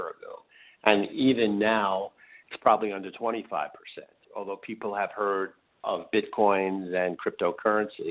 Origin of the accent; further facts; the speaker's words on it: New York City, New York, United States; I'm also a Queens boy, and I grew up in Queens as well